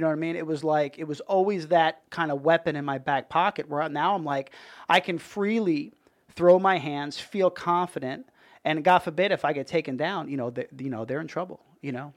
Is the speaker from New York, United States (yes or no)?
yes; Dix Hills, New York, United States; moved away as an adult; also born or lived in Brooklyn, New York; now in Tampa, United States; I was born in Brooklyn. I lived there till I was, like, five, and then, uh, moved out to Long Island, and I was there, uh, till I was eighteen